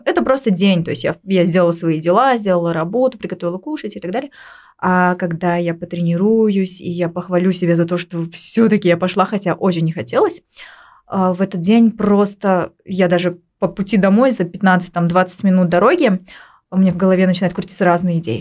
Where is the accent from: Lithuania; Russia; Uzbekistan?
Uzbekistan; А у нас здесь, в Узбекистане